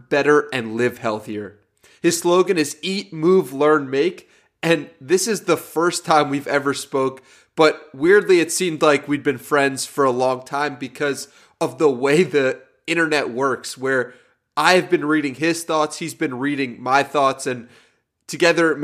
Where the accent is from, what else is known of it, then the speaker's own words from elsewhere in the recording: New York, United States; now in San Diego, United States; I'm from New York, but I lived in San Diego for the past year